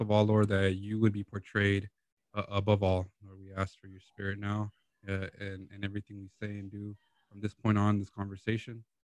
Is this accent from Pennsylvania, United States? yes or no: no; Lynwood, California, United States; Lynwood, California